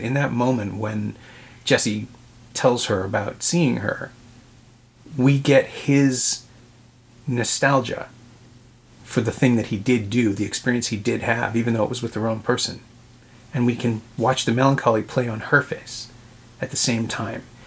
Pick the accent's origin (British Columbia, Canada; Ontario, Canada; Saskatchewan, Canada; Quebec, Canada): Ontario, Canada; Toronto; born and raised in Toronto but New York is home